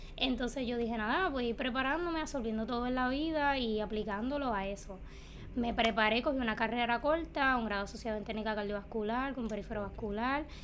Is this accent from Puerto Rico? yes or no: yes; Cayey, Puerto Rico; nacida y criada en Calle